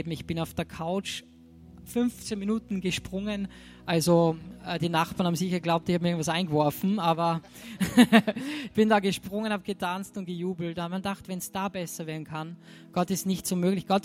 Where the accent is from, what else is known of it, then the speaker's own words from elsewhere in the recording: Austria; bei uns in Österreich ist, wenn man Geschenk, hier habe ich da mitgebracht, ach, das hätte nicht sein müssen.